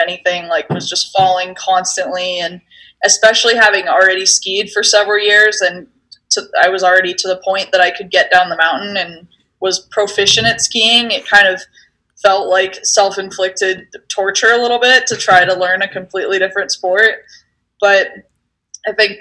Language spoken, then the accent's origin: English; Steamboat Springs, Colorado, United States; I grew up in Steamboat Springs, and so it was kind of a natural progression for us Coloradans